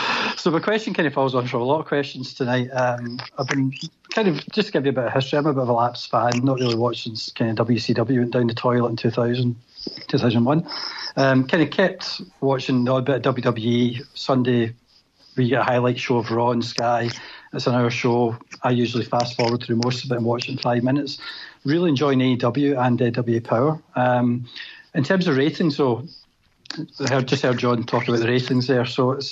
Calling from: Glasgow, Scotland, United Kingdom

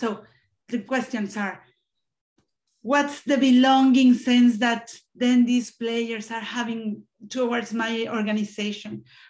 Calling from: Spain; I'm connecting from Spain.

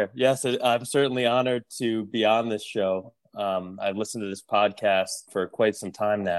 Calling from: Millburn, New Jersey, United States; I'm calling from home in northern New Jersey. I'm in Essex County, a town called Milburn, about an hour south of New York City, and about an hour north of the Jersey Shore.

